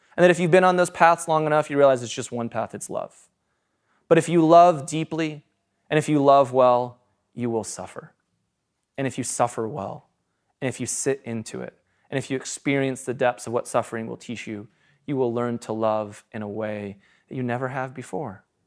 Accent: United States; I'm an American

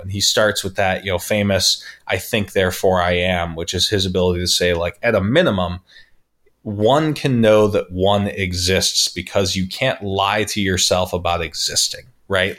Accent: St. George, Utah, United States; also born or lived in Las Vegas; I grew up in Pheasant Run in Bloomington, which was one of, like, the highest, um, how would you put it, like, economic neighborhoods in the city

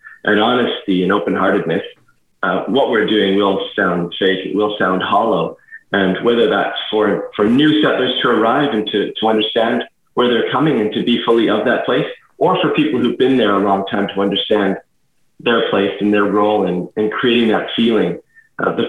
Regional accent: Canada; moved away as an adult; also born or lived in France / Edmonton; now in Tasmania, Australia; I've grown up in Canada, of course, and then our family were briefly immigrants in France, and now here we are in Tasmania, Australia

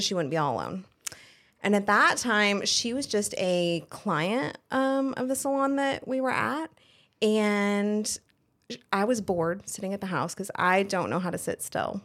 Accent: Colorado, United States; moved away as an adult; also born or lived in Fayetteville, North Carolina; now in North Carolina, United States; I was originally born and raised in Colorado, a very small ranching community

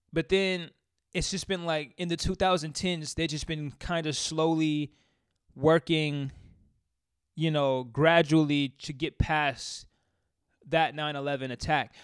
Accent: Seattle, Washington, United States; I'm from Seattle, raised in Col-, I was, uh, raised in Columbia City. I lived there for most of my life.

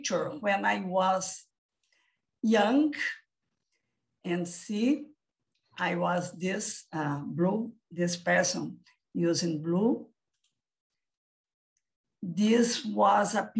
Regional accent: Brazil; I live and I am from Brazil.

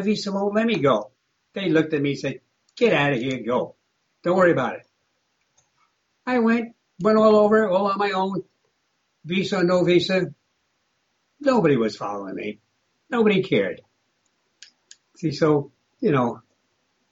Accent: United States; I was born in the United States, but they were Russian

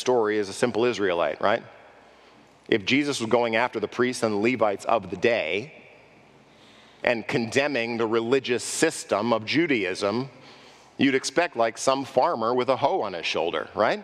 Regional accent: Los Angeles, California, United States; I grew up in Los Angeles

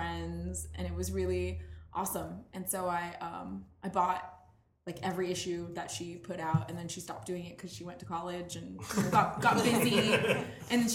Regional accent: La Verne, California, United States; now in Los Angeles, United States; I grew up in a town called Laverne

